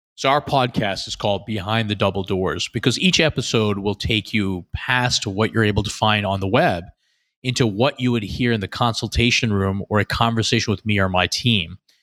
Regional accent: outside of Philadelphia, New Jersey, United States; moved away as an adult; also born or lived in Boston; now in Houston, United States; I actually was born in Boston, and I grew up outside of Philadelphia, New Jersey

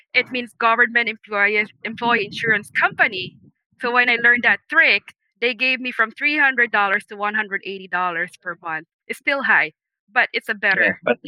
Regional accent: Manhattan, New York, United States; I'm from Manhattan.

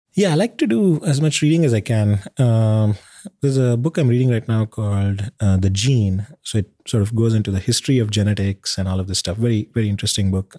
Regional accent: Bangalore, Karnataka, India; now in United States; where I grew up in India, in Bangalore

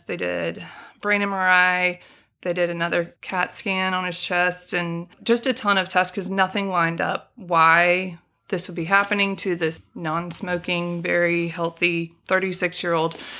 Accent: Birmingham, Alabama, United States; also born or lived in Chicago, Illinois / Furman (South Carolina); I, um, moved to, um, Birmingham when I was six years old. We moved from Chicago. I've lived here majority of my life. And I went first grade through twelfth to Vestavia

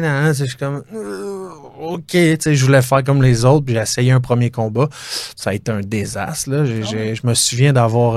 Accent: Chambly, Quebec, Canada; je viens de Chambly, puis euh, c'est mon secteur, Rive-Sud

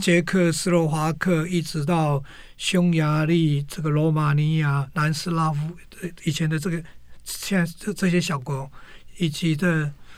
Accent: Pingtung County, Taiwan; moved away; 我小时候就在屏东，我是念，初中的时候是念美和中学

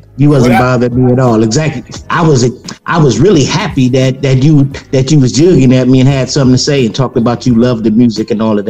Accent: Rochester, New York, United States; moved away; also born or lived in Alabama / Riverside, California / Miami, Florida; So I am from Rochester, New York. My mother moved to Riverside, California.

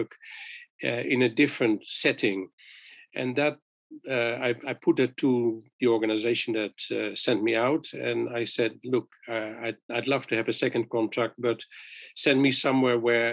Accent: Netherlands; moved away as an adult; also born or lived in Philippines; I'm from Holland.

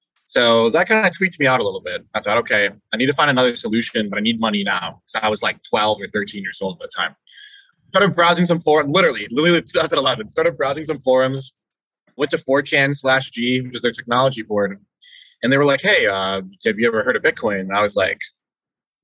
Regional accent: Chicago, Illinois, United States; I'm from Chicago

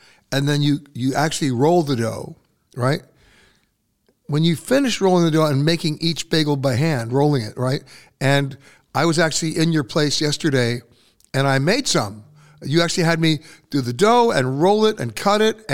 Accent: New York City, New York, United States; moved away; also born or lived in West Coast; I'm born and raised in New York. I grew up on bagels, right? I moved to the West Coast at one point

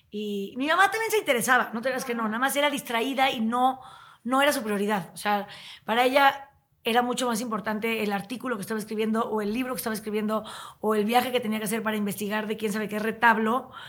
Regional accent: Chihuahua, Mexico; born there; yo nací en Chihuahua. Entonces, para mí una tortilla deliciosa era una tortilla de harina.

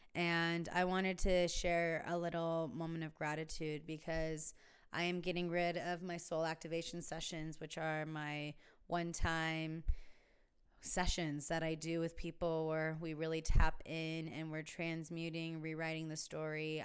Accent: Palm Springs, California, United States; also born or lived in San Diego; now in Joshua Tree, United States; I grew up in Palm Springs

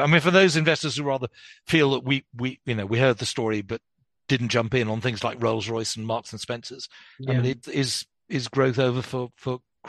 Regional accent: Newcastle upon Tyne, North East England, United Kingdom; when I grew up in Newcastle, I lived in a suburb called Gosforth

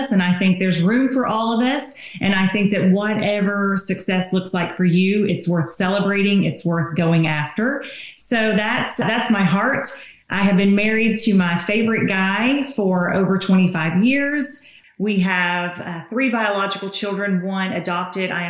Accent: the South, United States; Why would you make fun of a girl's accent? Because I'm Southern.

